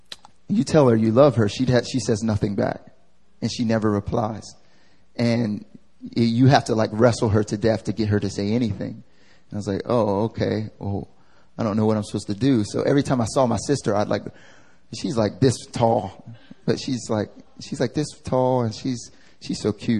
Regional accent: the South, United States; now in Seoul, South Korea; I'm from the South

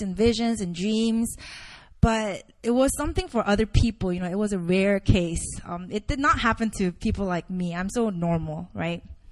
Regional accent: Indonesia; now in South Korea; I grew up in Indonesia

